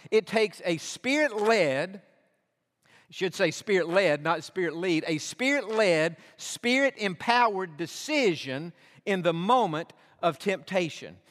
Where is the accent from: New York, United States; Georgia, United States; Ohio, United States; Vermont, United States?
Georgia, United States; now in Texas, United States; I was born in Georgia